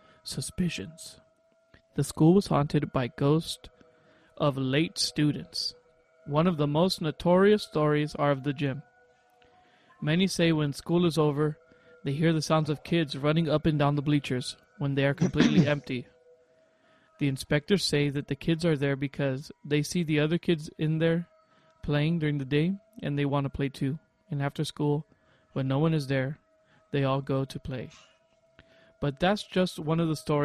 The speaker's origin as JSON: {"language": "English", "town": "Santa Maria", "region": "California", "country": "United States", "moved": "yes", "lives_now": "Georgia, United States", "said": "I'm from Santa Maria"}